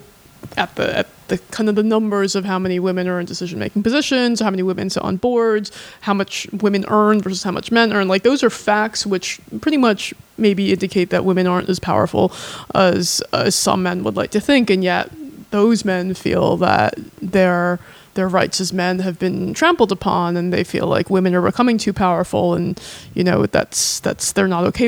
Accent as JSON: {"language": "English", "country": "United States", "tie": "born or raised there", "said": "we're in America"}